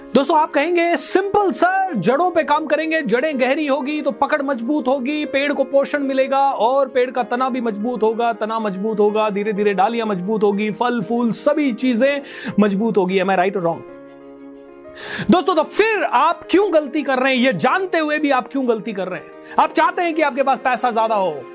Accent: Rajasthan, India; मैं राजस्थान से हूं

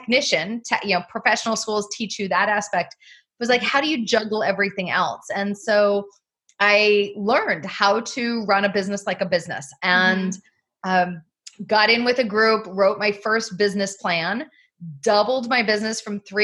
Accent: Southern Oregon, United States; moved away as an adult; my mom owned and operated a winery growing up in Southern Oregon

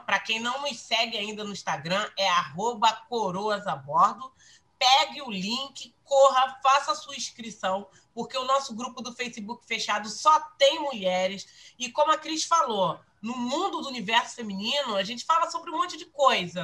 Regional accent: Rio de Janeiro, Brazil; eu sou uma carioca da gema

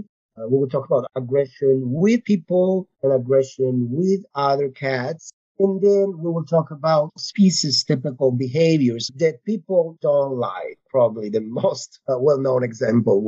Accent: Italy; English is a second language; moved away as an adult; also born or lived in Barcelona, Spain; now in Pennsylvania, United States; I am originally from Italy. I did my studies there, and then I moved to Spain, to Barcelona, for my PhD and master's.

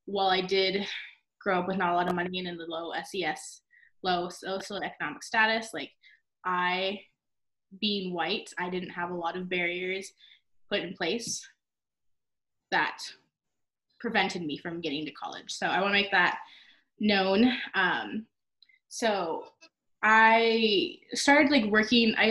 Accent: Arizona, United States; I'm from Arizona.

